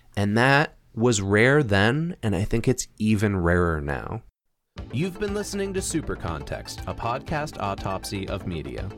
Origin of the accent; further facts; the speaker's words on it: United States; we're American